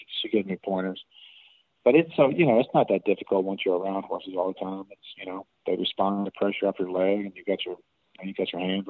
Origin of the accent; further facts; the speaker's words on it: Louisville, Kentucky, United States; I was born in Louisville, Kentucky